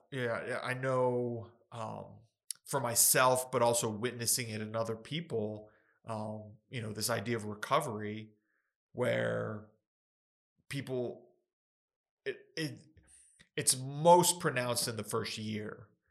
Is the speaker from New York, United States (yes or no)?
no; Ruidoso, New Mexico, United States; I was born in Ruidoso